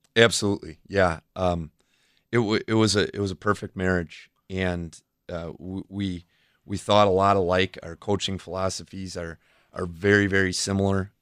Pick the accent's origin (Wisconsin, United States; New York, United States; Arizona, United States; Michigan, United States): Wisconsin, United States; Fort Atkinson; also born or lived in Oconomowoc, Wisconsin / Watertown, Wisconsin; when I was five years old, we, we moved to Fort Atkinson